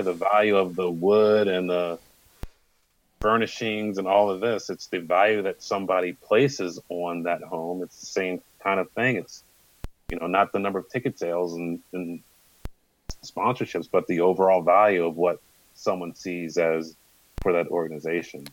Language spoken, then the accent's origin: English; United States; growing up in the Maryland, Virginia, especially Northern Virginia area